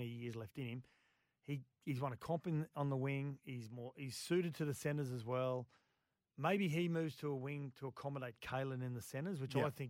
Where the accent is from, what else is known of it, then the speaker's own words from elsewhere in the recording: Queensland, Australia; as a Queenslander